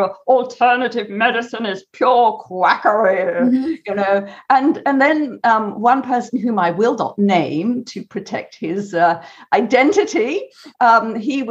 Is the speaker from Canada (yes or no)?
no; United Kingdom; I'm a Brit.